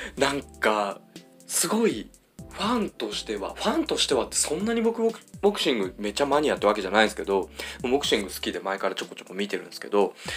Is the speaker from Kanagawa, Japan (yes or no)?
no; Ibaraki, Japan; 僕地元が茨城で